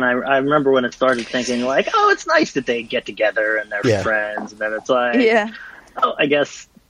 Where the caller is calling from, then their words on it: Pittsburgh, Pennsylvania, United States